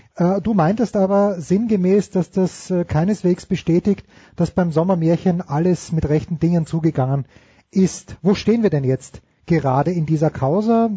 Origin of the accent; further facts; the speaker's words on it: Austria; ich bin Österreicher